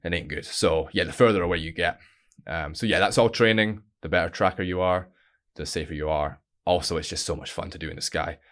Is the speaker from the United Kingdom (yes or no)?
yes; Stonehaven, Scotland, United Kingdom; originally I'm from a little town called Stonehaven, northeast of Scotland